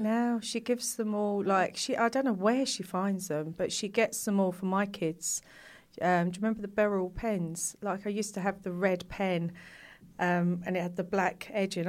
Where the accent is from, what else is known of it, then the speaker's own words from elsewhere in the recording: London, United Kingdom; I grew up in East London